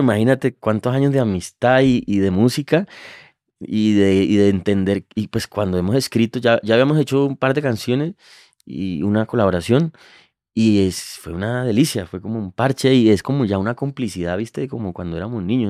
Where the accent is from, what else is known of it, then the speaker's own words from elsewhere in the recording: Cali, Valle del Cauca, Colombia; creciendo en el Pacífico, en Cali, lo, vive desde niño